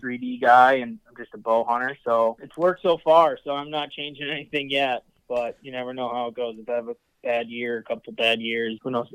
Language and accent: English; Ann Arbor, Michigan, United States; also born or lived in Plymouth, Michigan; I grew up in the Ann Arbor area